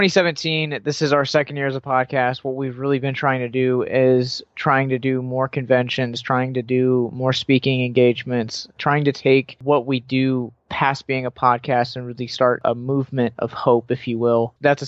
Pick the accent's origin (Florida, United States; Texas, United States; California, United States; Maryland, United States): Maryland, United States; Baltimore; So I grew up in Baltimore, and my family, my mom's side of the family, is in Hanover, Pennsylvania